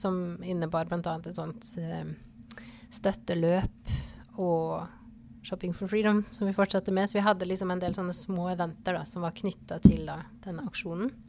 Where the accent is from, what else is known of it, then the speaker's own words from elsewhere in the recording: Porsgrunn, Telemark, Norway; moved away as an adult; also born or lived in Ålesund / Bergen; now in Fidjåsen, Norway; man kan jo høre på dialekta at jeg ikke er herfra. Jeg er fra Porsgrunn, men jeg har bodd altså jeg tror det ble totalt 18 år på Vestlandet.